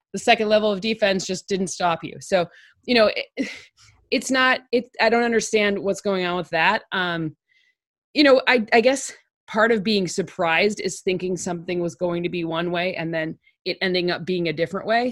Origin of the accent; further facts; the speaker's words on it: Okemos, Michigan, United States; I'm from Okemos